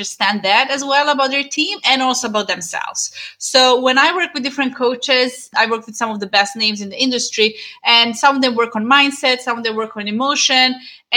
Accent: Serbia; moved away; we had a dance school in my hometown

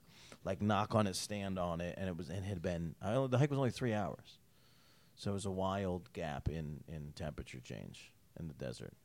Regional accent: Syracuse, New York, United States; also born or lived in Albany, New York; now in Las Vegas, United States; Where I grew up, Syracuse, we get Detroit snow.

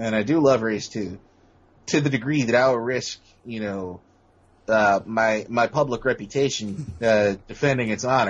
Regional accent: United States; as an American

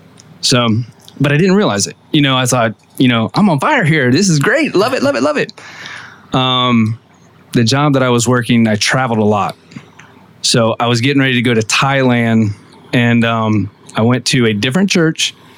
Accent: Ocoee, Florida, United States; In Ocoee.

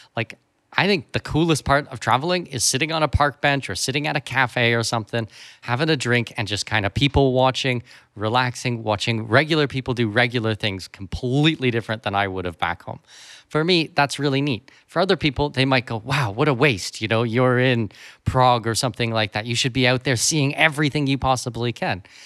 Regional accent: Canada; moved away; I'm from Canada

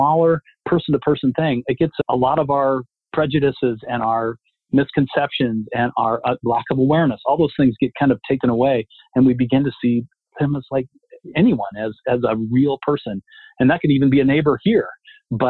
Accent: Littleton, United States; I grew up in Littleton in a very monocultural model

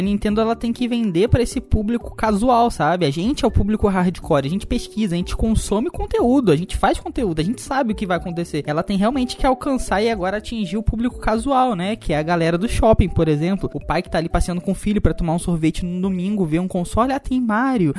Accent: Brazil; A gente é brasileiro

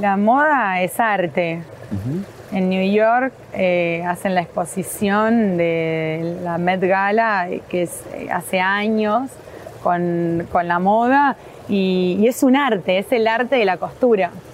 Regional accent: Mendoza, Argentina; now in Buenos Aires, Argentina; Y es como mi segunda casa después de Mendoza. Yo soy mendocina

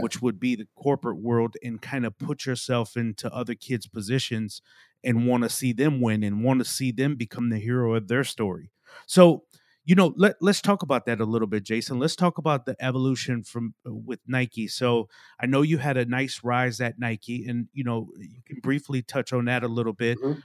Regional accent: Milwaukee, Wisconsin, United States; now in Raleigh, United States; I grew up in Milwaukee, Wisconsin.

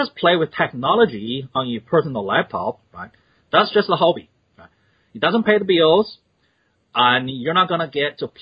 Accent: China; also born or lived in Australia; now in United States; I was born in China. And I'm twice the immigrant. First time moved to Australia

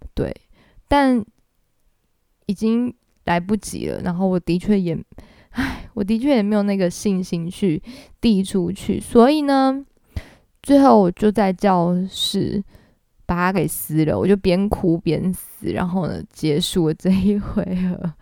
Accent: Taiwan; accent: Taiwanese accent; 我是台湾人，所以我讲法文如果有点台湾腔也是正常的咯，对，我也没有学过法文

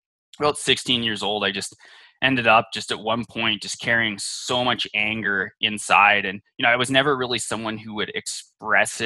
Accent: Canada; I was born up in Canada and was really raised in, you know, a semi-religious household

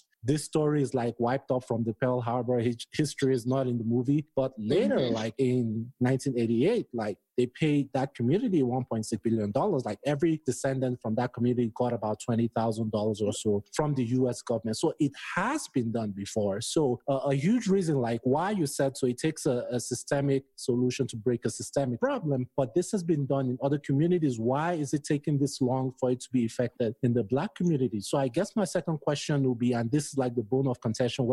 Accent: Nigeria; moved away as an adult; now in United States; I'm Nigerian.

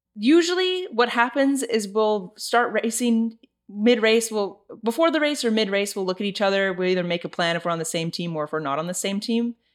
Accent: Santa Cruz, California, United States; I am from Santa Cruz, California.

